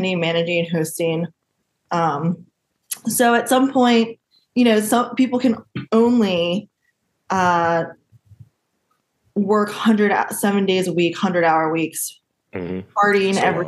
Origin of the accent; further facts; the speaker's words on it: Delaware, United States; also born or lived in South Korea; I was born in South Korea and I was adopted when I was 3 months old. So I grew up in Delaware on a 15-acre horse farm